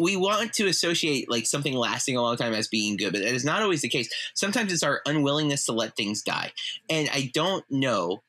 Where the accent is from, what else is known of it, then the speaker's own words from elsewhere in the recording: United States; Not only are we from Polk County